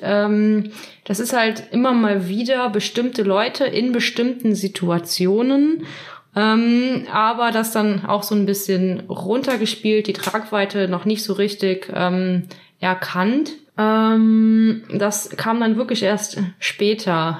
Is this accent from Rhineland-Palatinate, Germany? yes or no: yes; Trier, Rhineland-Palatinate, Germany; moved away; ich komme aus Trier und lebe derzeit wieder in Trier